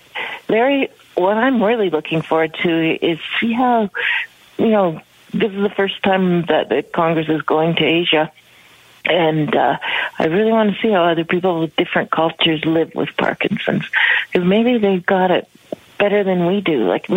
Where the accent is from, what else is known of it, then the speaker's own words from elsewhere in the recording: Canada; know I'm from Canada.